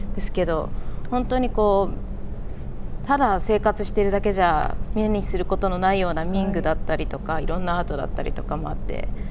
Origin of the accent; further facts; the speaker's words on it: Nibutani, Hokkaido, Japan; first language Japanese; 私の地元二豚にっていうところ